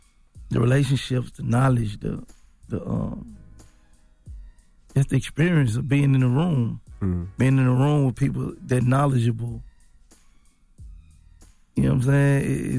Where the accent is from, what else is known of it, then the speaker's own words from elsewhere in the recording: Memphis, Tennessee, United States; Like, I'm from North Memphis.